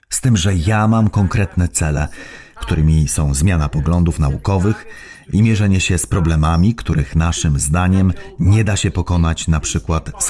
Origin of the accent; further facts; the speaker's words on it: Netherlands; Polish is a second language; now in Poland; Pochodzę z Holandii, a w Holandii, Niemczech, Francji i tak dalej jest tyle konsumpcjonizmu.